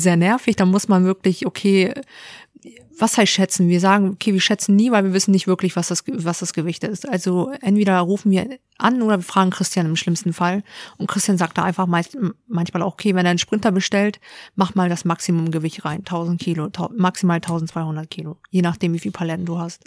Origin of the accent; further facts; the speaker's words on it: Hamburg, Germany; Ich bin tatsächlich in Hamburg geboren. Hamburger Dern. Genau, richtig. Und auch ähm, hier aufgewachsen